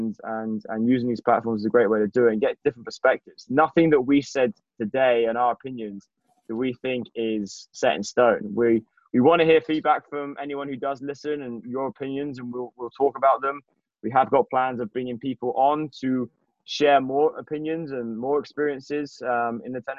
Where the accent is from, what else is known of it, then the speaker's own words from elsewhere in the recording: England, United Kingdom; I'm from England